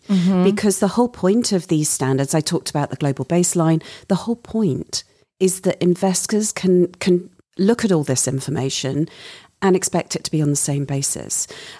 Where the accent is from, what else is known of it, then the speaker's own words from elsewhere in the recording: United Kingdom; moved away; My home country of the UK.